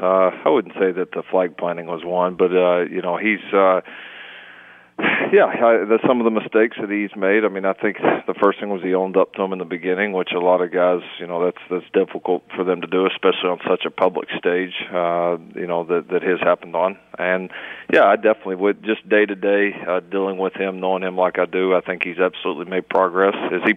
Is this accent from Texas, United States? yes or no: yes; Texas, United States; also born or lived in North Carolina; my accent's maybe all you grow up in Texas and then you get out to the East Coast, North Carolina, and then back here